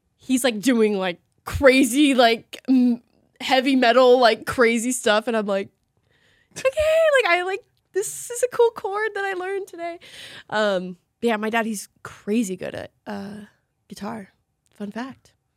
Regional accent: Salem, Oregon, United States; we both grew up in Oregon

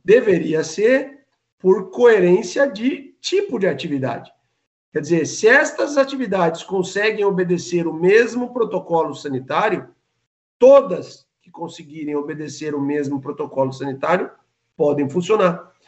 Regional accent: Santa Catarina, Brazil; É como catarinense

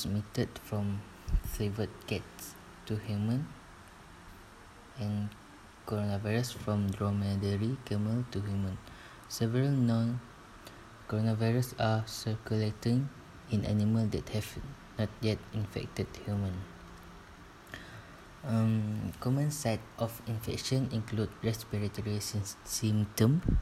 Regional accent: Sarawak, Malaysia; moved away as an adult; now in Tanjung Malim, Malaysia; my hometown is at Sarawak

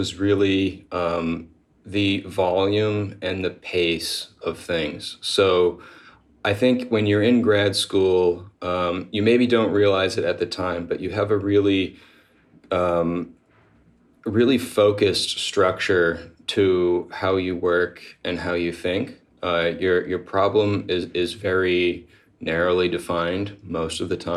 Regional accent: New Hampshire, United States; moved away as an adult; also born or lived in Austin, Texas; I grew up in New Hampshire, so I've been moving around the country slowly but surely

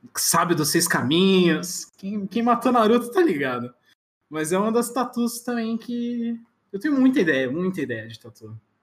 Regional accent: Florianópolis, Santa Catarina, Brazil; moved away as an adult; also born or lived in Erechim, Rio Grande do Sul / São Paulo; now in Barueri, Brazil; eu nasci no Rio Grande do Sul, em Erechim, mas fiquei muito pouco tempo lá. Com dois anos, uh, meus com dois anos meus pais voltaram para São Paulo, que é todo mundo de São Paulo. Uhum. E aí, com quatro, meu pai decidiu ir para Floripa

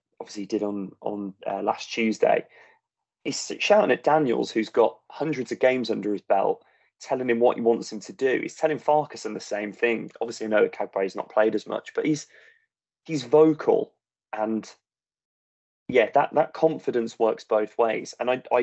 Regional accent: Walsall, West Midlands, United Kingdom; moved away; one of the two of us born in Walsall

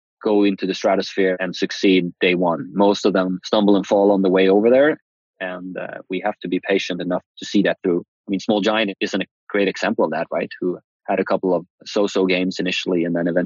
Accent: Uppsala, Uppsala County, Sweden; moved away as an adult; now in San Francisco, United States; Uppsala, where I grew up in Sweden

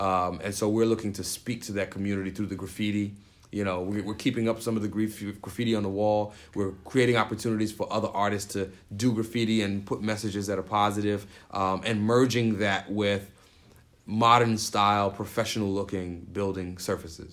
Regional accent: New York City, New York, United States; moved away as an adult; now in Syracuse, United States; I grew up in the Bronx and I grew up poor

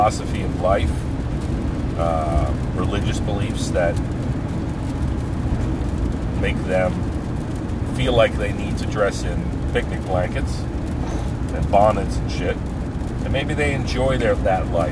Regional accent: New Jersey, United States; at the Fork and River exit of the Garden State Parkway in New Jersey, right by my hometown

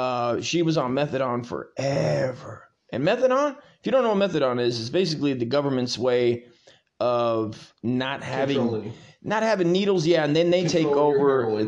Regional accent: Hesperia, California, United States; we grew up in Hesperia in a desolate desert of a shithole.

